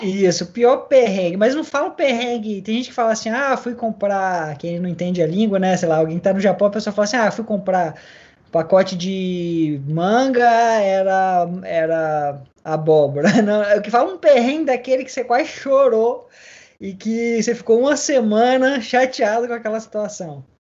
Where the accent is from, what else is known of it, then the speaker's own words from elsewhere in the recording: Vila Velha, Espírito Santo, Brazil; now in Melbourne, Australia; eu sou de Vila Velha, no Espírito Santo